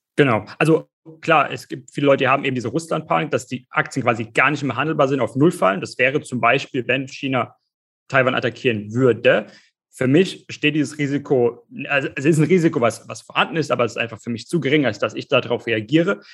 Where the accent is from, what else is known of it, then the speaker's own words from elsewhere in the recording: Germany; bei uns in Deutschland